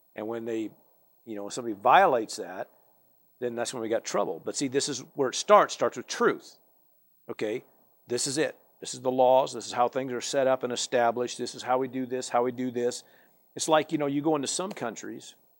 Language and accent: English; United States; I from America